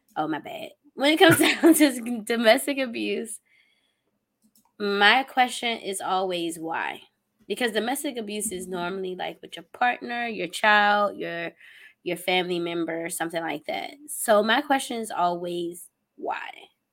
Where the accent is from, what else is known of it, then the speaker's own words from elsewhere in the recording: United States; as an American